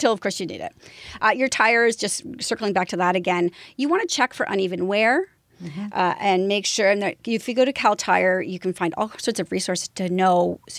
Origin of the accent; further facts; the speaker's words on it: London, Ontario, Canada; I grew up in London, Ontario, so I grew up along that whole place.